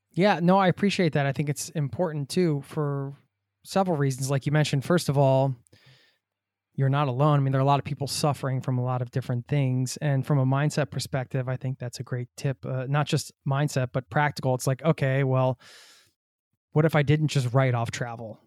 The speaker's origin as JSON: {"language": "English", "country": "United States", "moved": "yes"}